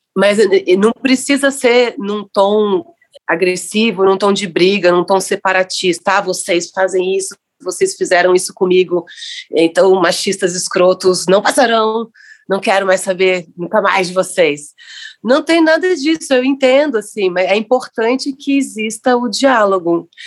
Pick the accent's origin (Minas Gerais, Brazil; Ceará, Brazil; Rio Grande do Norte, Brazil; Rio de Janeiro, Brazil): Rio de Janeiro, Brazil; moved away as an adult; also born or lived in Niterói; now in São Paulo, Brazil; sou nascida em Niterói, criado em Copacabana, e vivo em São Paulo há dezesseis anos.